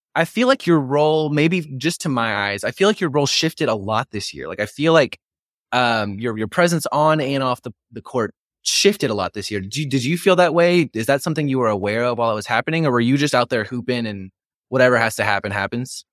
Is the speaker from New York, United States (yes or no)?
no; Waco, Texas, United States; I was born in ninety-four, but because I grew up in Waco